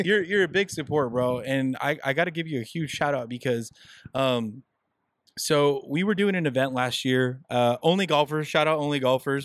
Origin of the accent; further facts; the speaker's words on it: Southern California, United States; we're Mexican Americans, guys. We're we're born and raised in Southern California